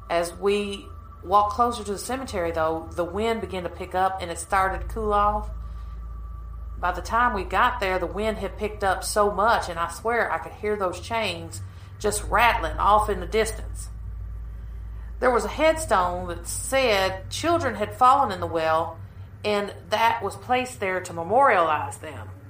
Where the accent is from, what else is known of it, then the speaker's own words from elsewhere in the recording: Kentucky, United States; I'm from Kentucky.